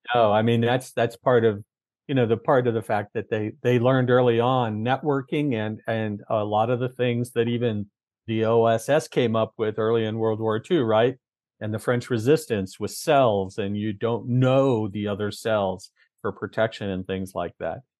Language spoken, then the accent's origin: English; Humboldt County, Northern California, United States; moved away; I'm from actually from Humboldt County